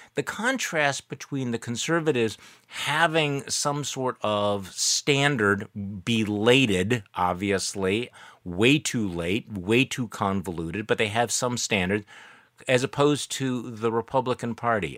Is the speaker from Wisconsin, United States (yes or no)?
yes; Wisconsin, United States; my home state